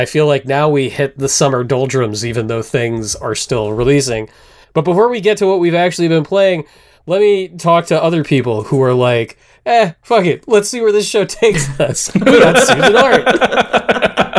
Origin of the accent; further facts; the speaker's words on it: Northeast, United States; moved away; I grew up in the Northeast